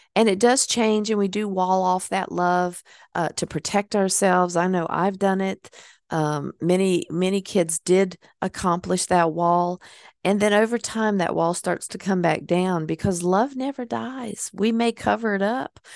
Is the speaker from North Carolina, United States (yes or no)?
yes; Hickory, North Carolina, United States; born or raised there; moved away